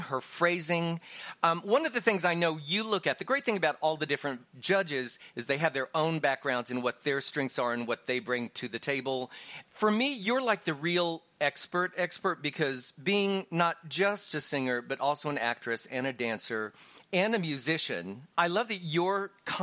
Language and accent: English; Texas, United States; I'm a boy from Texas. I grew up in the 80s with drag queens